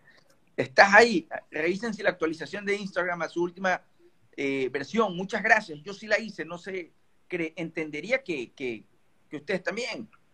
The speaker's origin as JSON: {"language": "Spanish", "country": "Ecuador", "said": "todos somos de Ecuador aquí, hechos en Ecuador"}